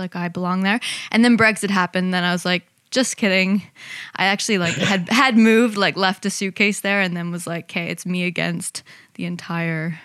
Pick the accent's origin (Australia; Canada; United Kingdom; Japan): Canada; moved away; also born or lived in New York; I was born in Canada, and I have a lot of love for it now that I've come back